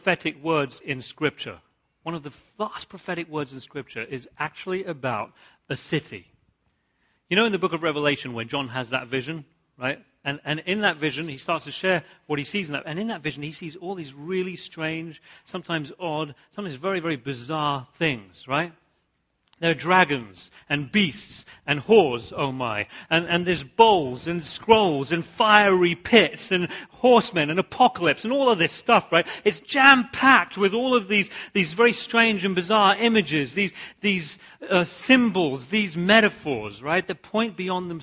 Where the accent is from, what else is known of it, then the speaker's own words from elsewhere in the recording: United Kingdom; I grew up right outside London